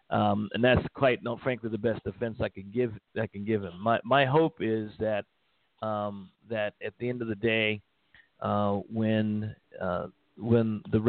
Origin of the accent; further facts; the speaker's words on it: Texas, United States; because I'm from Texas.